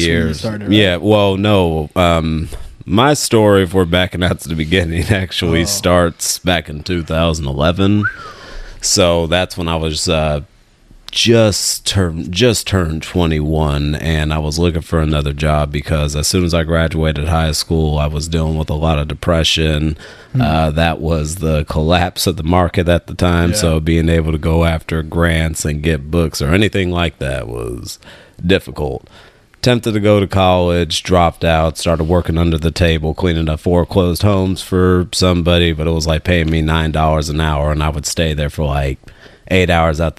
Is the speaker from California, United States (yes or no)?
yes; Richmond, California, United States; I'm from here